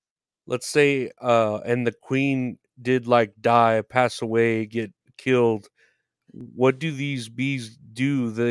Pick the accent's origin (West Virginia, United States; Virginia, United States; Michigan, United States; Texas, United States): Texas, United States; I'm from Texas. Like I was telling you, all we got here is hot girls and barbecue.